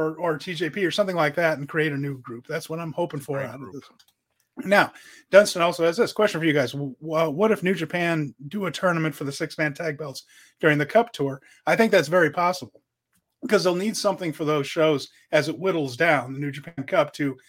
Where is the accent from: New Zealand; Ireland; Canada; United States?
Ireland; as an Irish person here